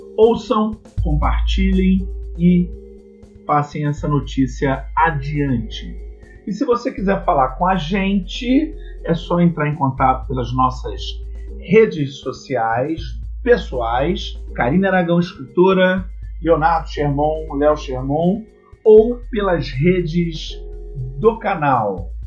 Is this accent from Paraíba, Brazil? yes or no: no; Rio de Janeiro, Brazil; Eu sou aqui do Rio de Janeiro